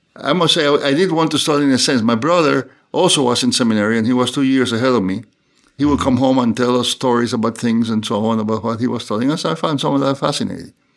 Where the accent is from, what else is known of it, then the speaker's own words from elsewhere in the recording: Cuba; moved away as an adult; also born or lived in New Haven, United States; now in United States; I was born in Cuba. And I grew up in Cuba, uh, most of my early life, and, uh, went to school there and went to seminary there and then came to the U S to study